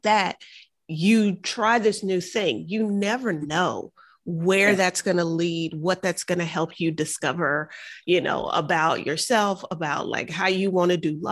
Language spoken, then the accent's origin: English; Houston, Texas, United States; I grew up in the South Park side of Houston